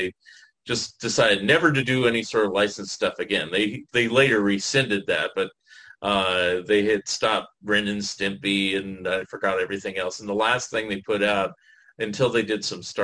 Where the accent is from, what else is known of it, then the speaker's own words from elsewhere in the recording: San Francisco Bay Area, California, United States; I grew up in the Bay, San Francisco Bay Area